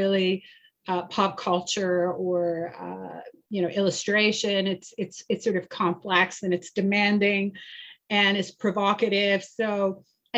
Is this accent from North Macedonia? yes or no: no; Iran; moved away; I'm originally from Iran, and I lived through the violent Islamic Revolution in 1978.